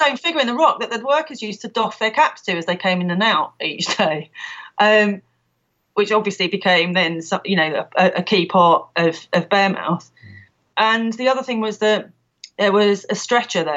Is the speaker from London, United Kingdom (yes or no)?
yes; London, United Kingdom; now in Ludlow, United Kingdom; I'm from London originally, as I'm sure listeners will be able to tell from my accent